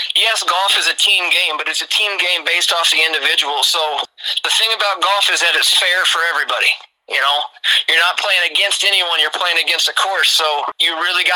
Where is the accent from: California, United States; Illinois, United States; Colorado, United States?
Illinois, United States; Chester; now in Princeton, United States; Originally, I'm from Southern Illinois. I'm from a small town called Chester, Illinois. It's about an hour 15 south of St. Louis, right along the Mississippi, little river town, you know. So I grew up my whole life being called a river rat